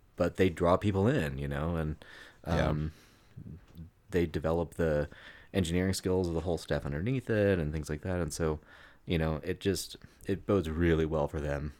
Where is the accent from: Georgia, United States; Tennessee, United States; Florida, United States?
Florida, United States; Daytona Beach; I grew up in Daytona